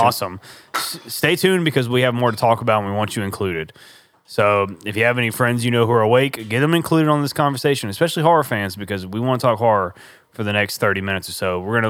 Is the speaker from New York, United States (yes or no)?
no; Ragley, Louisiana, United States; accent: Southern; I'm from Ragley.